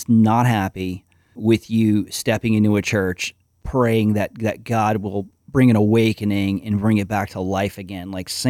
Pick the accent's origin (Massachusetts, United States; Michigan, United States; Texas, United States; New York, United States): New York, United States; Whereas me, I'm kind of like the alienated New Yorker.